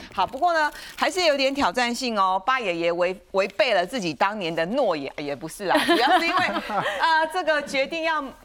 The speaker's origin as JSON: {"language": "Chinese", "country": "Taiwan", "said": "毕竟我们身在台湾啦嗯，活在台湾啦"}